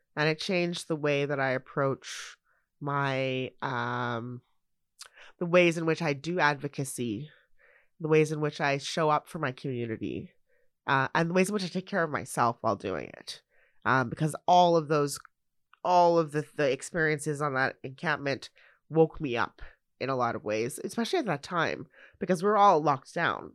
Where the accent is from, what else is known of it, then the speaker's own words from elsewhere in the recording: Canada; I'm a Canadian citizen, born here, raised here, living in the place where I was born and raised in this country